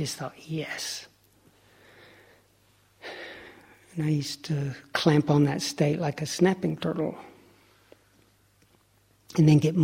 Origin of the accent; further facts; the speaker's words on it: Lake Chickamauga, Tennessee, United States; I grew up on Lake Chickamauga, off the Tennessee River.